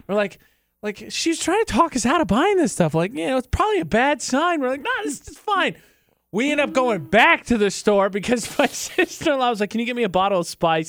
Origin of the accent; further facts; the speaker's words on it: Midwest, United States; moved away; I'm from the Midwest